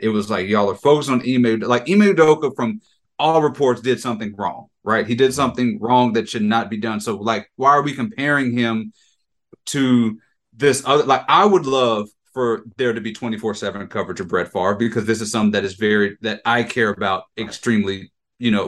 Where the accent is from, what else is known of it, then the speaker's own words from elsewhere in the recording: Jackson, Mississippi, United States; I'm from Jackson. I'm from Mississippi